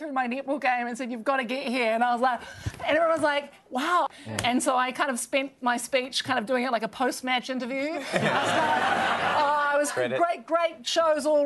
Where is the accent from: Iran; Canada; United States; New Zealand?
New Zealand; I'm a New Zealander